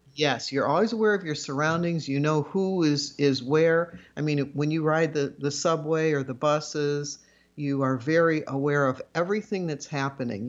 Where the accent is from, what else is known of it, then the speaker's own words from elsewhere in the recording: Chicago, Illinois, United States; my sister and I grew up in Chicago. We started our earliest years right in the city, and then as I got to high school age, my parents wanted to m, move to the suburbs